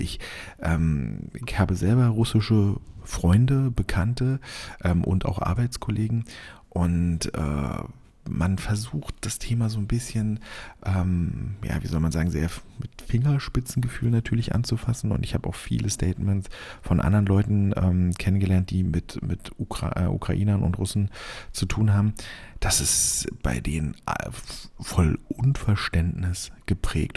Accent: Germany; als Deutscher

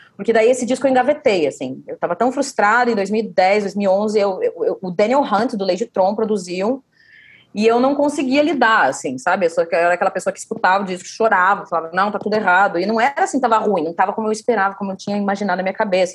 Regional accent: Curitiba, Paraná, Brazil; a gente é de Curitiba

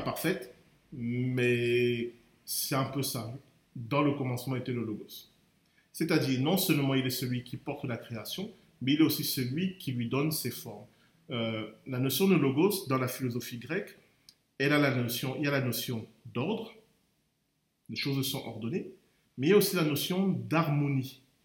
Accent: Cameroon; moved away; j'ai grandi au Cameroun

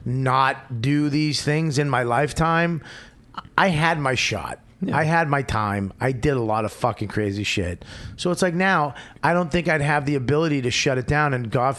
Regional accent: Boston, Massachusetts, United States; I grew up in Boston

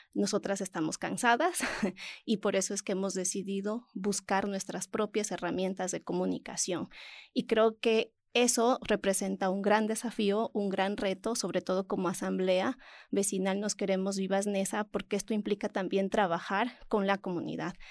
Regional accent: Ecuador; mi país, Ecuador

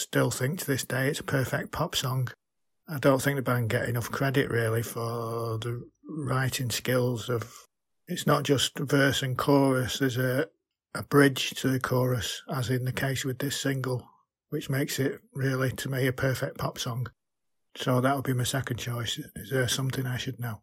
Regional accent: Manchester, North West England, United Kingdom; I'm from Manchester, England

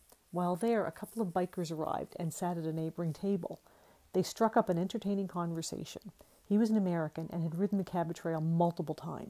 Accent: Nova Scotia, Canada; moved away; I was born in Nova Scotia

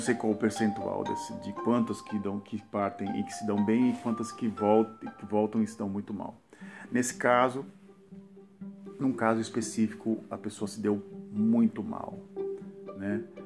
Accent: Brazil; moved away as an adult; now in Netherlands; do meu país de origem, esse Brasil

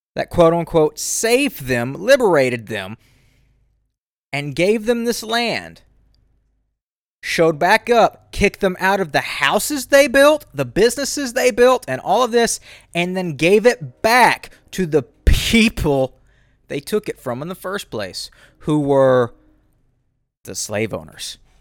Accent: the South, United States; I'm from the South

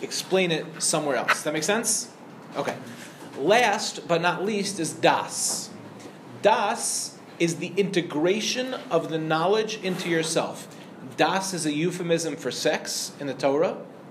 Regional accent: Lawrence, New York, United States; also born or lived in Far Rockaway, New York; I grew up in the Five Towns

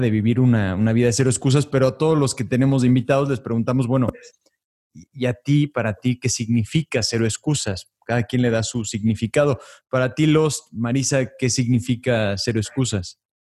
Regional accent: Mexico; Te lo digo como mexicano

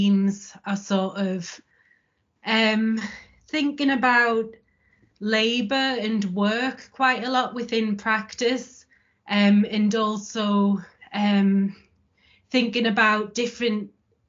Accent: Sunderland, North East England, United Kingdom; moved away as an adult; now in Leeds, United Kingdom; I'm from Sunderland in the northeast of England originally.

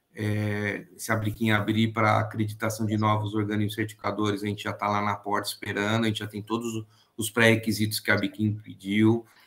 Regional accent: Tupã, São Paulo, Brazil; moved away; also born or lived in ABC Paulista, São Paulo; como eu sou de Tupã, então lá a colônia japonesa era muito forte

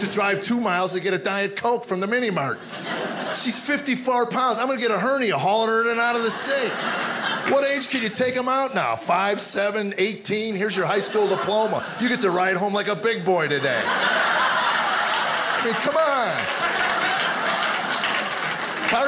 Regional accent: United States; growing up in America

